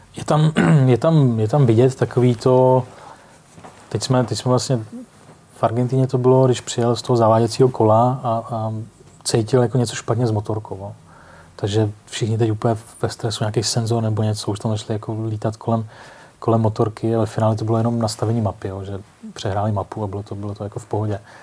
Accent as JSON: {"language": "Czech", "town": "Most", "region": "Ústí nad Labem Region", "country": "Czechia", "tie": "born or raised there", "said": "Já jsem mostecký rodák"}